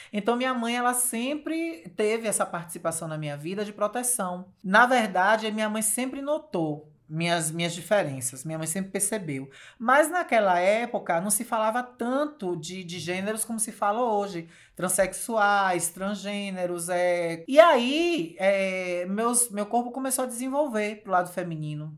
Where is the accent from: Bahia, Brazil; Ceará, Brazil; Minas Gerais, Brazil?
Bahia, Brazil; Riachão do Jacuípe; also born or lived in Feira de Santana; onde eu vivi toda a minha adolescência e a minha infância